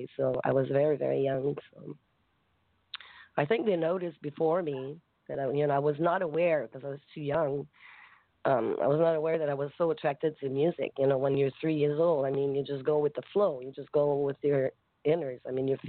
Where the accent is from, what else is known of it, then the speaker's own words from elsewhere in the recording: Grand-Mère, Quebec, Canada; now in Montreal, Canada; I was born in Quebec. From a very, very small town